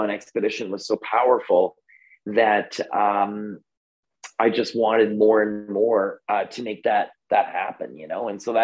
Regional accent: Canada; I'm Canadian

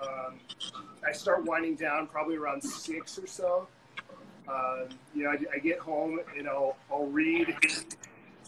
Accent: San Diego, California, United States; So I grew up in San Diego, lived with both of my parents

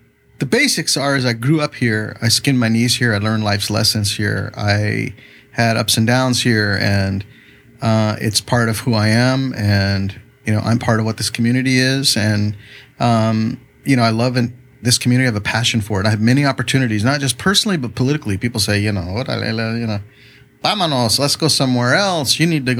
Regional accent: Chula Vista, California, United States; also born or lived in San Diego / National City; Born in San Diego, lived the first few years of my life in National City, and then moved to Chula Vista when I was barely 5 years old. So I spent my whole life here.

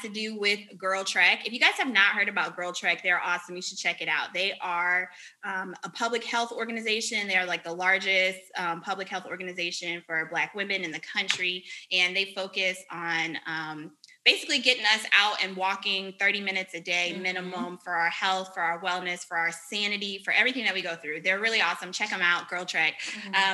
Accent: Richmond, Virginia, United States; moved away as an adult; also born or lived in Vermont / Japan; now in North Carolina, United States; I am originally from Richmond, Virginia, so not too far away. uh, I grew up in Virginia

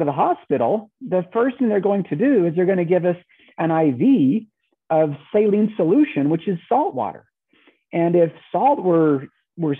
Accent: Southern Utah, United States; I grew up in Southern Utah, kind of Southern Central Utah.

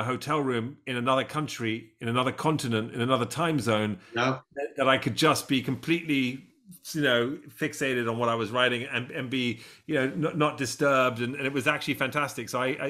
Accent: Detroit, Michigan, United States; my accent's fake as well. I'm actually from Detroit, but I don't tell anyone that.

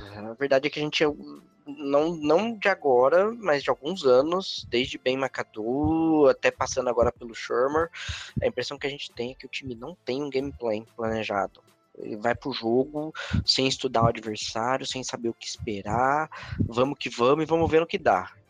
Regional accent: Brazil; Somos brasileiros

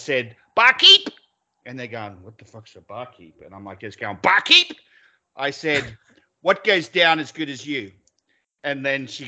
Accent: Australia; being an Aussie

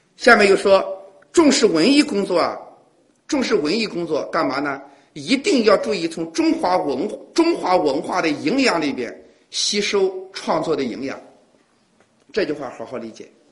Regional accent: China; 我们中国人之所以是中国人

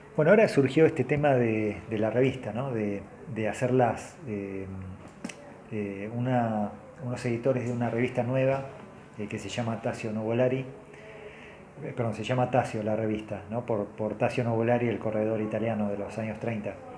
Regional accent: Argentina; soy argentino

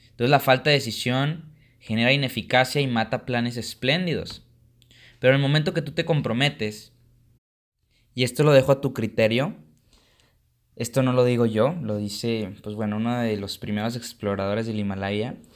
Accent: Mexico; pero como mexicano no toleramos que alguien le vaya mejor que a nosotros, ¿no? Esa es la cultura mexicana.

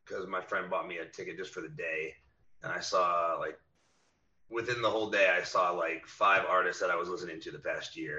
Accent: Indiana, United States; moved away as an adult; now in Austin, United States; I come from Indiana

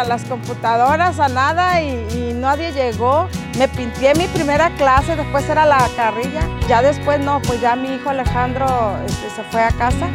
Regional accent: Nayarit, Mexico; also born or lived in Zacatecas; Vivo aquí desde hace 55 años. Aquí hice mi primaria, mi secundaria.

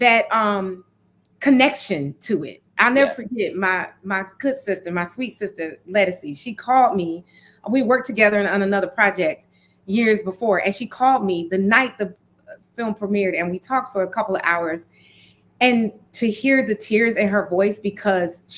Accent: Detroit, Michigan, United States; moved away as an adult; growing up in Detroit, in that era, I was born in the 70s

